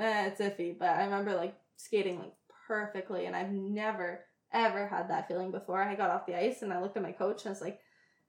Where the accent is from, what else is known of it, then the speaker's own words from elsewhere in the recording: Ontario, Canada; I was from Ontario, I skated in Quebec